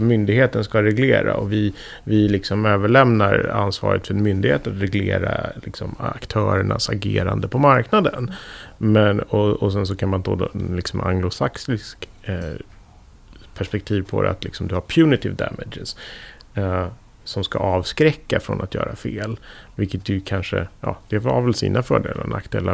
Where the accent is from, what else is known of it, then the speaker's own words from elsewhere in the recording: Sweden; Som svensk